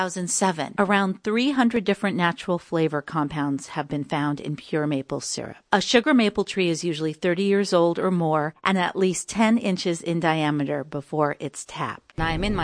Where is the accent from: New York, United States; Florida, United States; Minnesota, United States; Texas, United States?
New York, United States; Liberty; my hometown and what people have been doing here for hundreds of years.